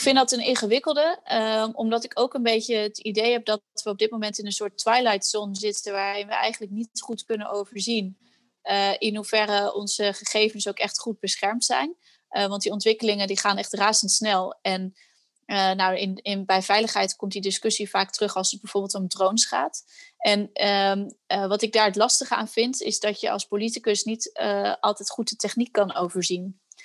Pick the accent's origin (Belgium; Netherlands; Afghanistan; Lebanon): Netherlands; wij eh, als Nederlanders